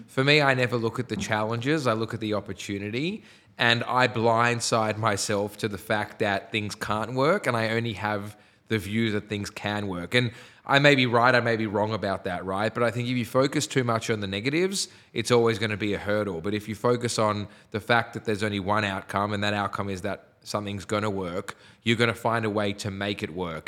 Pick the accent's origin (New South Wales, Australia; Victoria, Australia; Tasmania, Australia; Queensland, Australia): New South Wales, Australia; Sydney; I was from the North Shore